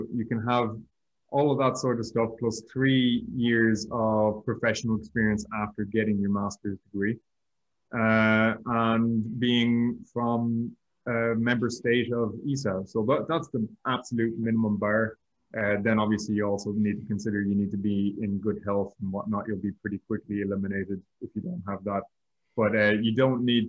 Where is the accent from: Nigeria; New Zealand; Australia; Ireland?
Ireland; also born or lived in Madrid; I was doing 2 years as an Irish national trainee again with the European Space Agency